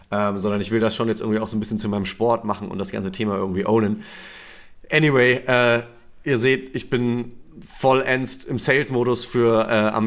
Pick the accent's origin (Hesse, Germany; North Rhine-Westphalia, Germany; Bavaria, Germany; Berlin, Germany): Bavaria, Germany; Nuremberg; ich komme ich komm aus Nürnberg, aus Franken so.